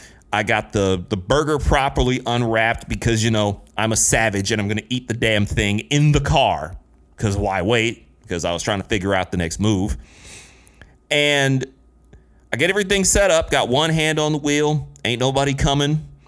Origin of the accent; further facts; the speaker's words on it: Midwest, United States; I'm from the Midwest. It's pop, not soda, damn it.